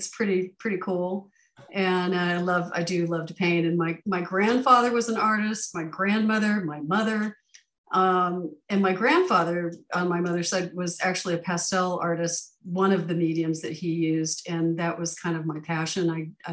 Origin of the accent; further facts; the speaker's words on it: California, United States; now in Arizona, United States; I grew up in California